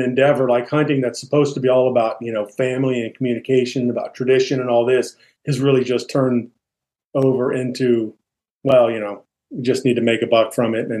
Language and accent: English; Virginia, United States; growing up, I grew up in Virginia, right?